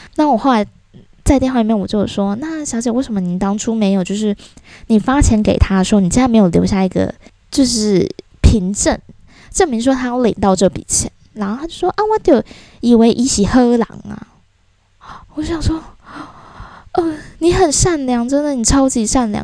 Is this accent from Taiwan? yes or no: yes; southern Taiwan, Taiwan; moved away as an adult; 我在都是在南部生活嘛，小时候